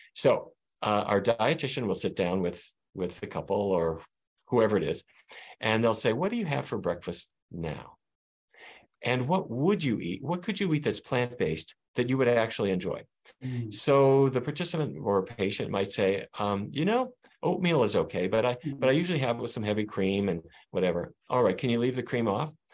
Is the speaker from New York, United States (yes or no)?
no; Fargo, North Dakota, United States; now in Washington, D.C., United States; the 1950s view that I grew up with in Fargo, North Dakota